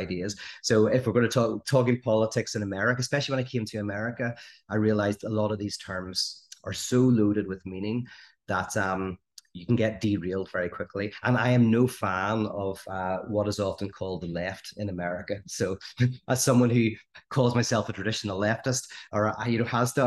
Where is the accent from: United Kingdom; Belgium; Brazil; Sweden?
United Kingdom; Northern Ireland; I grew up in the Troubles, which is, you know, as you may or may not know, but a 30-year conflict in Northern Ireland.